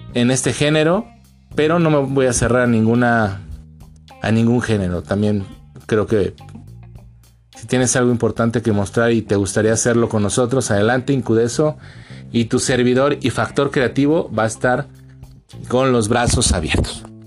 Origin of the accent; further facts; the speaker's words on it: Mexico; nosotros como mexicanos